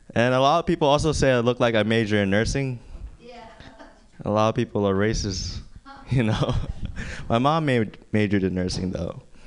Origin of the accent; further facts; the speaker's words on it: Philippines; moved away; I grew up in the Philippines. I grew up on a farm with my grandpa actually